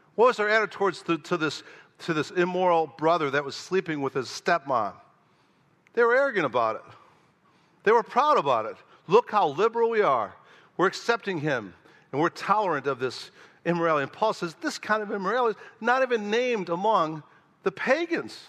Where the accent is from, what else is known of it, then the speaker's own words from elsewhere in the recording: Oak Park, Illinois, United States; moved away; my hometown of Oak Park, Illinois